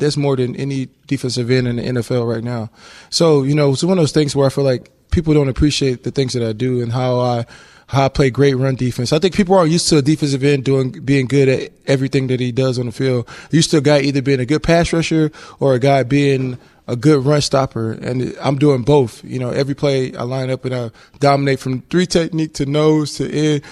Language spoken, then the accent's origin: English; Texas, United States; moved away as an adult; also born or lived in Louisiana; now in Hawaii, United States; I grew up in Texas, so I had a lot of Spanish friends